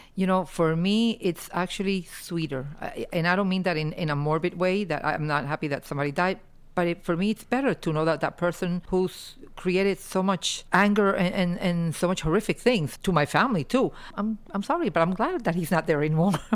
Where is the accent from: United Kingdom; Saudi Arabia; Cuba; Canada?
Cuba; now in United States; going back to my roots, and it's able to, to set foot on, on land that gave me my life